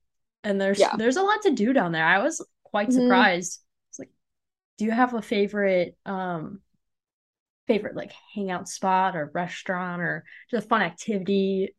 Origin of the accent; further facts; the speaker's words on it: Illinois, United States; moved away as an adult; now in Nebraska, United States; I am from Illinois, but I go to school in Nebraska.